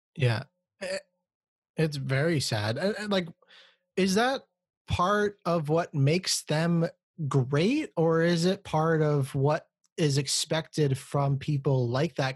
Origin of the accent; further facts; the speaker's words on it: Canada; I'm not from America, I'm from Canada